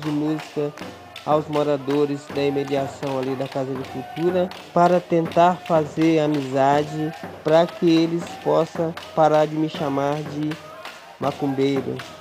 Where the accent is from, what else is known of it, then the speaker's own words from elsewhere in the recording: Barra Longa, Minas Gerais, Brazil; now in Taboão da Serra, Brazil; nasci em Barra Longa, Minas Gerais